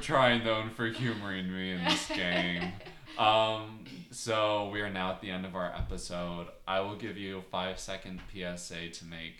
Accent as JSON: {"language": "English", "region": "New Jersey", "country": "United States", "said": "because I'm from Jersey, so you know how it goes."}